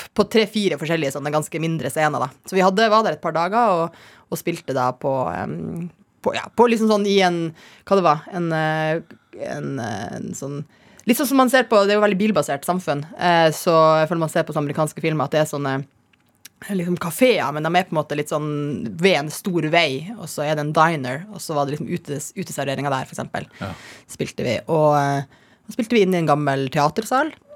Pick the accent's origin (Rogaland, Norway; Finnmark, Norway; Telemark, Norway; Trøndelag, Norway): Finnmark, Norway; Kirkenes; jeg vokste opp i Kirkenes